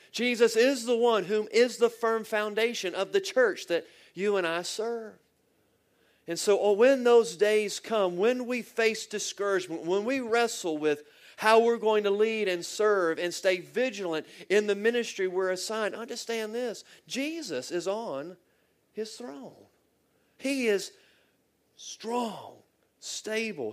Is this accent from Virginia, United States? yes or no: yes; Virginia, United States; I'm from Virginia and I live about two hours south of Washington, D.C.